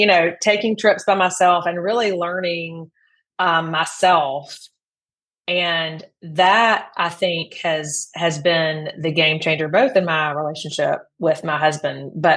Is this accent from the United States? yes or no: yes; the Deep South, Mississippi, United States; I grew up in the Deep South